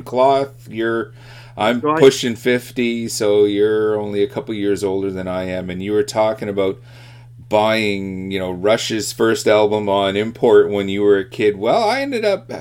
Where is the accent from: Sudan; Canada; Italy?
Canada; as a Canadian boy myself